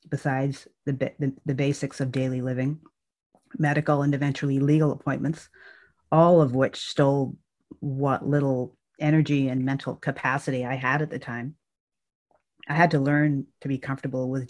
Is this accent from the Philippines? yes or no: no; Ireland; moved away; When I was a child growing up in Ireland